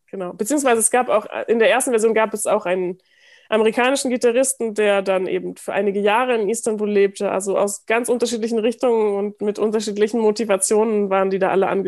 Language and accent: German; Germany; ich bin als halbe Türkin geboren, aber ich bin ohne den, diesen ganzen Teil meiner Familie aufgewachsen, also